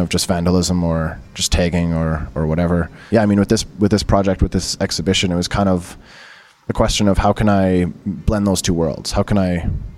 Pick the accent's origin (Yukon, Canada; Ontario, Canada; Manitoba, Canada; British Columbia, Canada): British Columbia, Canada; Abbotsford; moved away; also born or lived in Calgary; I grew up in Vancouver, right? Abbotsford, actually, I should say Abbotsford, but I was in Vancouver a lot as a kid